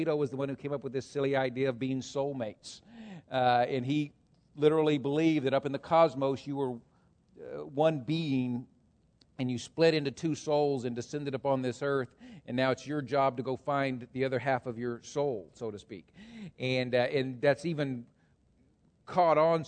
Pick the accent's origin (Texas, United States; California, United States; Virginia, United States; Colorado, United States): Texas, United States; moved away as an adult; now in Hamilton County, United States; I grew up in Texas. My dad was a farmer.